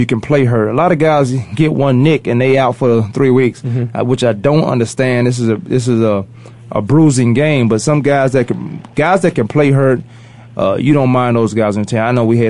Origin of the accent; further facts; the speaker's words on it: Newport News, Virginia, United States; I'm in Newport News. You should see their eyes when I say I'm from Newport News, Virginia.